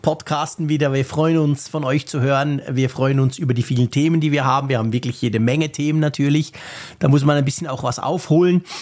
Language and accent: German; Switzerland; als Schweizer